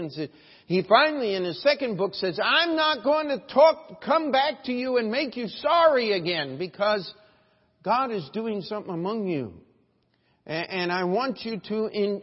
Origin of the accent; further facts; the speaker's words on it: Baltimore, Maryland, United States; I'm of Baltimore, Maryland.